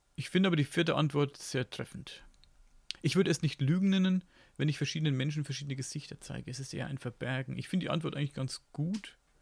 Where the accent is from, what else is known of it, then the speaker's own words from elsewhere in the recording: Upper Franconia, Bavaria, Germany; accent: Franconian; ich komme aus Franken, also genauer Oberfranken. Und da wird eben Fränkisch geredet.